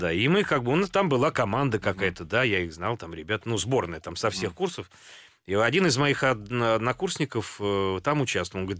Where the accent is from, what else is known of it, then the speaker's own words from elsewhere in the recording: Moscow, Russia; как бы все едут в Москву учиться, а я из Москвы.